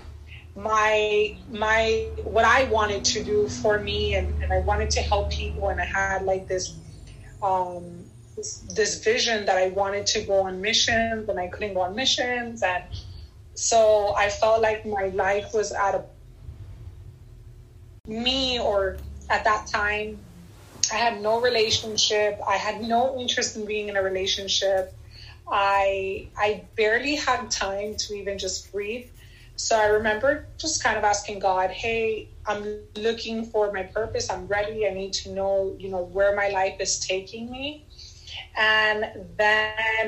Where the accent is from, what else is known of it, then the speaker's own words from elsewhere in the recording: United States; I was born here in the United States, and my father was born in Cuba.